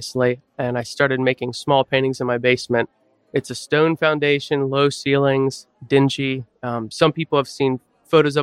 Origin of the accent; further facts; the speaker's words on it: Manheim, Pennsylvania, United States; I grew up in Mannheim, so just 10 minutes west of Lititz